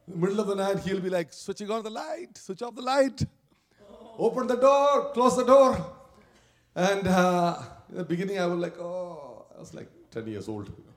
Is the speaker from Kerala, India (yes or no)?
yes; Kerala, India; moved away; in India, especially where I came, where I grew up in Kerala down south